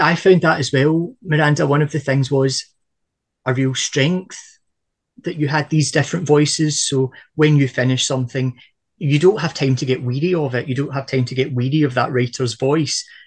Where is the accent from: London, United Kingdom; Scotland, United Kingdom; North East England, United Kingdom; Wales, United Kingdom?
Scotland, United Kingdom; from a Scottish perspective